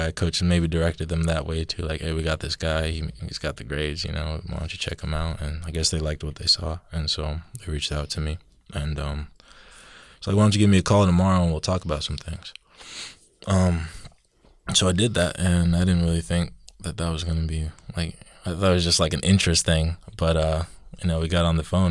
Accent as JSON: {"language": "English", "region": "Georgia", "country": "United States", "moved": "as an adult", "said": "coming up here from Georgia. You know, down south, sweet tea, southern"}